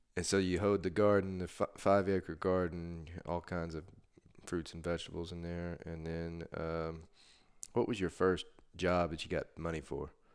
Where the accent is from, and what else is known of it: Texas, United States; born or raised there